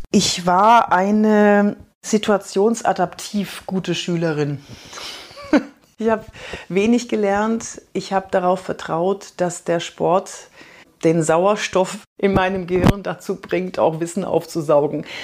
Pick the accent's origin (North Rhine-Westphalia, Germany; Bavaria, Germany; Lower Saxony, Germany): Bavaria, Germany; Fürth; accent: Franconian; ich bin in Fürth aufgewachsen